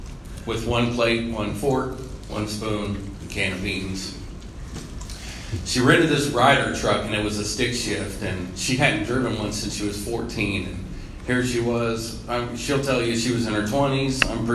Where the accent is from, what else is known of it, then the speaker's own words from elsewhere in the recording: Muncie, Indiana, United States; born there; I was born in Muncie, Indiana, the teeth of the town.